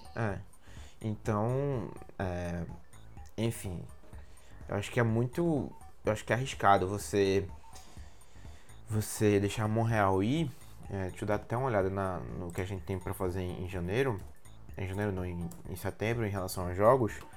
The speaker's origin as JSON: {"language": "Portuguese", "region": "Pernambuco", "country": "Brazil", "said": "na minha terra, é, terra Pernambuco"}